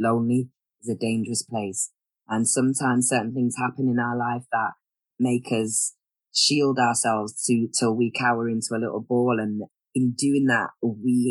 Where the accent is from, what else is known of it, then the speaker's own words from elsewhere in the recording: Manchester, North West England, United Kingdom; I'm originally from Manchester, and that is actually where I'm residing at the moment